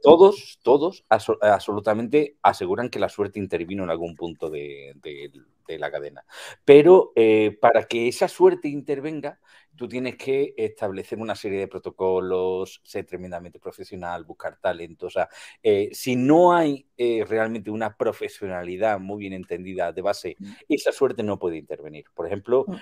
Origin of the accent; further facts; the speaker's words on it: Spain; como buen latino español